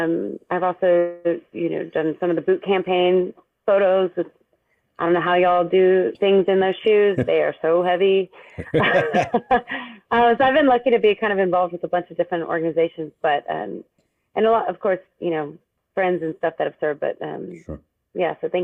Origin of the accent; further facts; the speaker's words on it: New Mexico, United States; I'm from New Mexico.